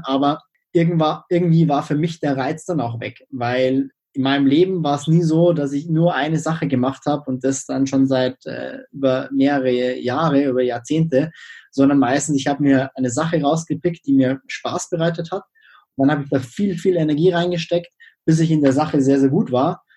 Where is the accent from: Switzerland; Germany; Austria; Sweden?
Germany; Freising, Bavaria; Ich komme aus Freising, das ist in der Nähe von München